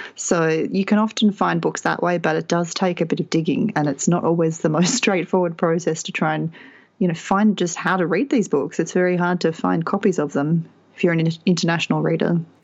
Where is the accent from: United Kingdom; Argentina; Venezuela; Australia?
Australia; being Australian